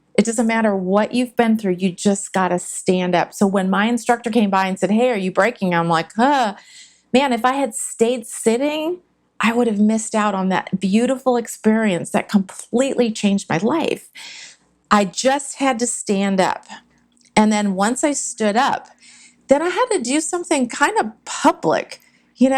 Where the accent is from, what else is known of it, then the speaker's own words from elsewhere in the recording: San Jose, California, United States; growing up in Silicon Valley, which wasn't Silicon Valley back then